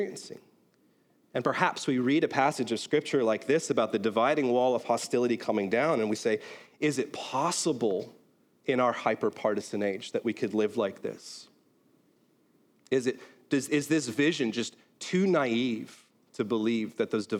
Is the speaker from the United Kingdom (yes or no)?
yes; Belfast, Northern Ireland, United Kingdom; born or raised there; now in United States